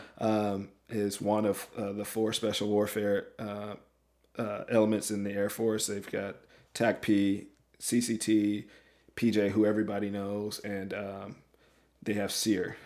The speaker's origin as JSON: {"language": "English", "region": "Alabama", "country": "United States", "tie": "born or raised there", "also_born_or_lived": "Washington State", "moved": "as an adult", "said": "born and raised in Alabama, roll tide"}